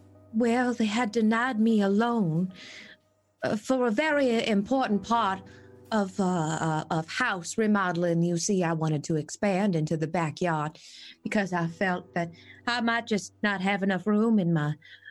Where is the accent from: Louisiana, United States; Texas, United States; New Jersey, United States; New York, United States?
Louisiana, United States; Baton Rouge; Born and raised in Baton Rouge.